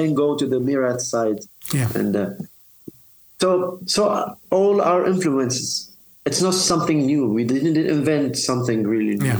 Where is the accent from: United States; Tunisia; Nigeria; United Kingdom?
Tunisia; here in my hometown, Susan, Tunis